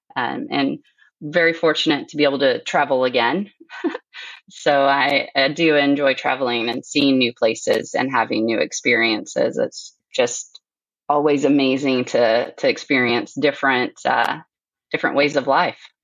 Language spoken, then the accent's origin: English; Sulphur Springs, Texas, United States; now in Alberta, Canada; I grew up in Northeast Texas and Sulphur Springs in a uh, mixed animal practice